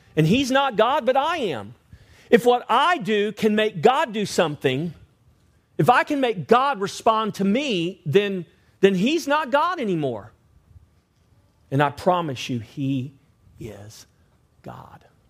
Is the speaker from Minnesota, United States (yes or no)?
no; Victoria, Texas, United States; I grew up in Victoria